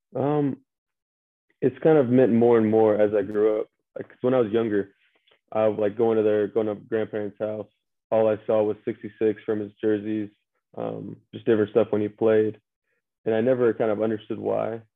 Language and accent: English; Statesboro, Georgia, United States; from uh, Statesboro, Georgia, about 45 minutes west of uh, Savannah.